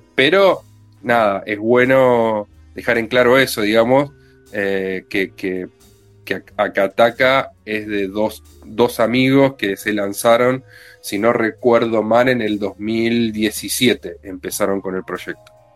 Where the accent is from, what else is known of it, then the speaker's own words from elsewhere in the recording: Villa Insuperable, Buenos Aires Province, Argentina; also born or lived in Mataderos, Buenos Aires; viví siempre cruzando la General Paz media cuadra en un barrio que tiene un nombre muy bueno, que es parte de la República de Mataderos, pero del lado de provincia, se llama Villa